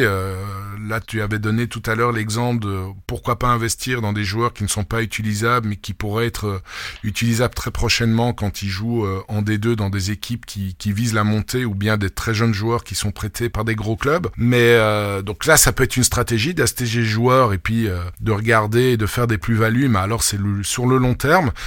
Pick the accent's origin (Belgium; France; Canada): Belgium; moi, en tant que Belge